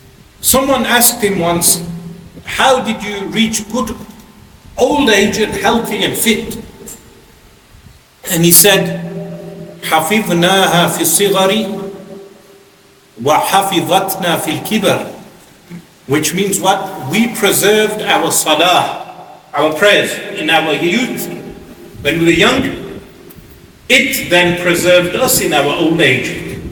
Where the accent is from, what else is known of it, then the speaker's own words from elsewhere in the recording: Birmingham, West Midlands, United Kingdom; now in London, United Kingdom; I come from Birmingham to London, and your experience of Islam is different to my experience of Islam. Since growing up, we as young children in Birmingham, you would go, you come out of the house, there's a masjid.